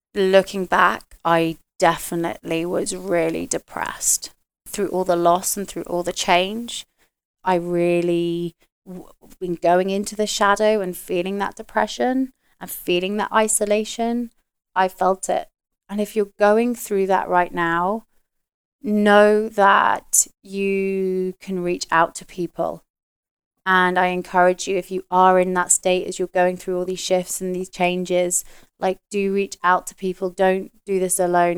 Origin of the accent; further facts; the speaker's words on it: United Kingdom; moved away; being a Brit where, you know, we used to drink all the time